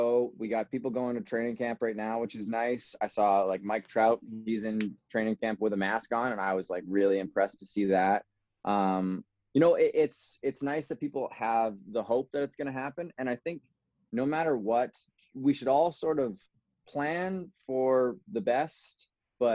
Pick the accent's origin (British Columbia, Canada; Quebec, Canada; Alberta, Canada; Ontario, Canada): British Columbia, Canada; Kelowna; I was born in a place called Kelowna. That's in British Columbia, Canada. It's kind of like wine country in Canada. It is beautiful. I grew up there until I went to northern British Columbia